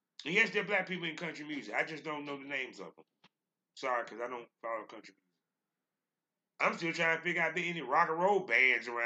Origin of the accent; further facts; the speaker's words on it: North Carolina, United States; I grew up in the South. I grew up in North Carolina